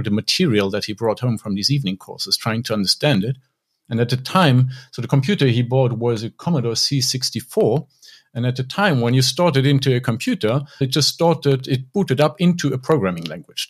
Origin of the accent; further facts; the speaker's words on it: Luxembourg; I grew up in Luxembourg